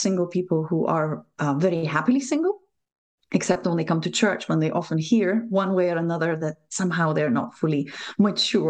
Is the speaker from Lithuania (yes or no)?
yes; Lithuania; English is a second language; moved away as an adult; now in Scotland, United Kingdom; Probably from my accent, you will realize I'm not native, I'm not local, although Scotland has been an adopted home, great adopted home for me for the last 8 years or so. But I was born in Lithuania when it was still part of the Soviet Union.